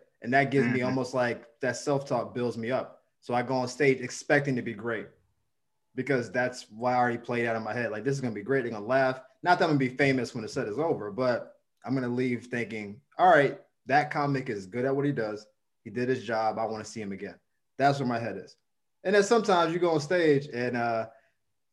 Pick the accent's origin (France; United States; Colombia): United States; the South; now in Los Angeles, United States; I'm from the South